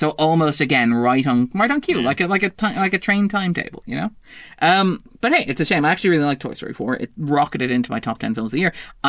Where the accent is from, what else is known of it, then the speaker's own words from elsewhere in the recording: Sligo, Connacht, Ireland; I come from Sligo.